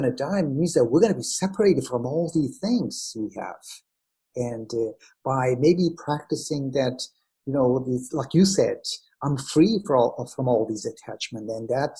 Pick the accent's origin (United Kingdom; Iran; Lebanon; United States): Iran; moved away; I'm from Iran